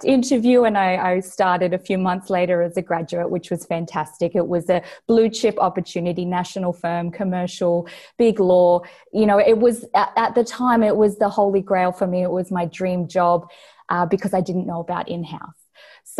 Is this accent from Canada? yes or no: no; Australia; accent: Australian; also born or lived in Brisbane, Australia; based here in Brisbane, Australia. You can probably tell from my accent.